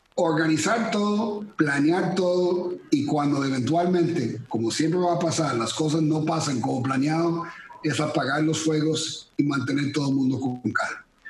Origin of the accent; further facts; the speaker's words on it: Costa Rica; moved away as an adult; also born or lived in Miami / Kyoto / Manila / Kuala Lumpur; aunque soy tico, con esta apariencia gringo